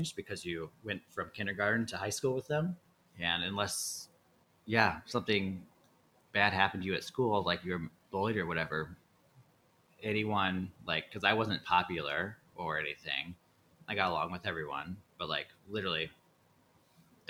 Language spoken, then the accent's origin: English; Chebanse, Illinois, United States; moved away; I'm from Chabance, a town just south of Kankakee. There's 1,200 people in it.